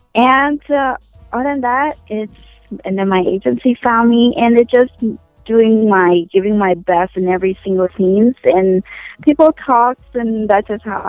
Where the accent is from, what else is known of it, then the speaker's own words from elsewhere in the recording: Oregon, United States; Starfall is the first street I grew up with in Oregon.